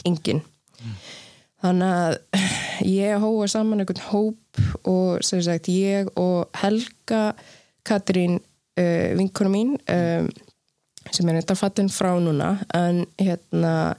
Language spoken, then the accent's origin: Icelandic; Iceland; moved away; also born or lived in Sweden / Namibia / New York; alast upp á Ísland